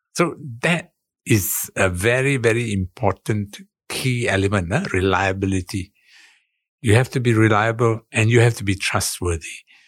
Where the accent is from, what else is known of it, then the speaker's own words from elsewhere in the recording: Singapore; moved away as an adult; now in Jakarta, Indonesia; I'm Singaporean